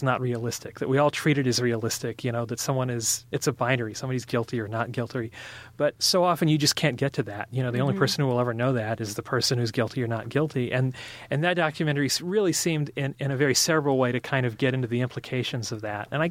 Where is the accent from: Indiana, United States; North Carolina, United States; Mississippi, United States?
North Carolina, United States; I'm from North Carolina